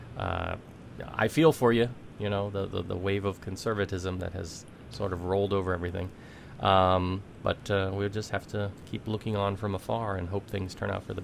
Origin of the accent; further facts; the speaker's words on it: United States; As an American